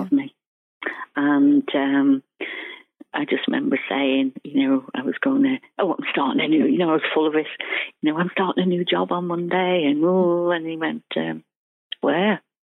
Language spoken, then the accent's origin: English; Ireland; I'm Irish, and all my relations worked, you know, in the government